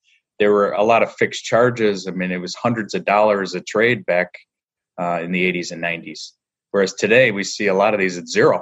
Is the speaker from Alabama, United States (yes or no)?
no; north of Green Bay, Wisconsin, United States; now in Chicago, United States; I grew up in Wisconsin, so I'm just north of Green Bay